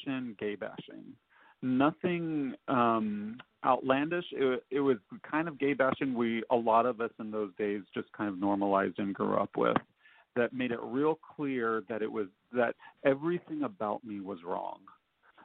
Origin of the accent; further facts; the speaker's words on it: Nashville, Tennessee, United States; I grew up in Nashville